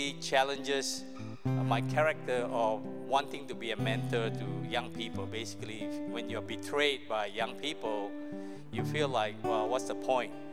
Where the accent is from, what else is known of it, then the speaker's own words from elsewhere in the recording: Malaysia; moved away; I grew up in Malaysia, not here